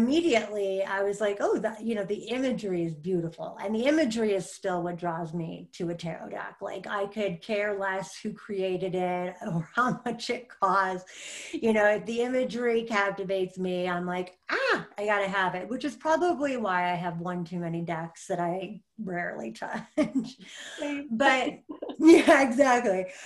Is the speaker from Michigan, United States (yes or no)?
yes; Michigan, United States; I grew up in Michigan